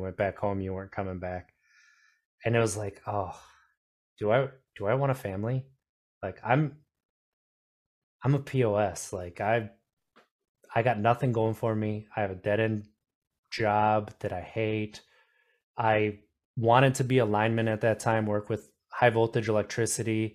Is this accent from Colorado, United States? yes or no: no; Wisconsin, United States; I grew up in Wisconsin